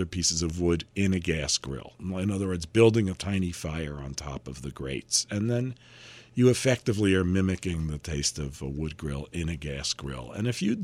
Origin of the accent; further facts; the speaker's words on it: New York City, New York, United States; I grew up in Manhattan